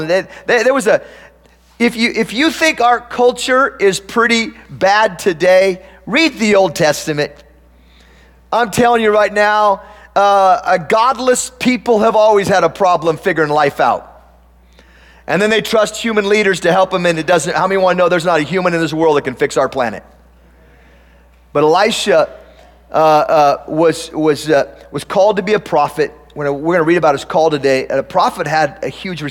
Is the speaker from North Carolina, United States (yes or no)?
no; Tillamook, Oregon, United States; moved away; I grew up on a farm, and I grew up in Tillamook, Oregon.